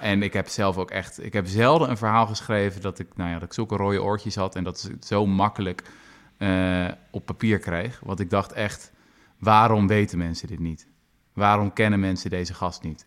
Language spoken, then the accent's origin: Dutch; Zoetermeer, South Holland, Netherlands; mijn geliefde Zoetermeer bijvoorbeeld, waar ik ben opgegroeid